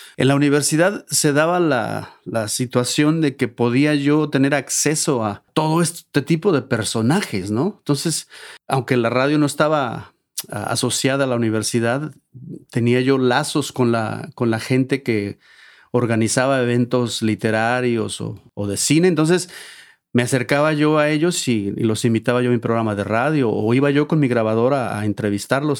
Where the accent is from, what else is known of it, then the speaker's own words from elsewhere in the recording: Xalapa, Veracruz, Mexico; moved away as an adult; also born or lived in Boulder, Colorado; now in United States; toda mi niñez, mi adolescencia, mi juventud y parte de esos primeros años de adulto, todos los vivía allá